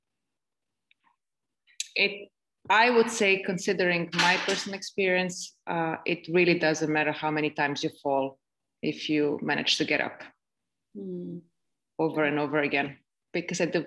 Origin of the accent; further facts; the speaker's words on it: Belgrade, Serbia; now in Estonia; I'm currently in Estonia, but I am from Serbia, from Belgrade, Serbia.